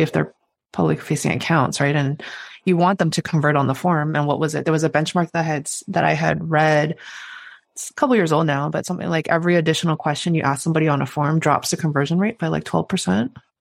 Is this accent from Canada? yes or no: yes; Canada; as a Canadian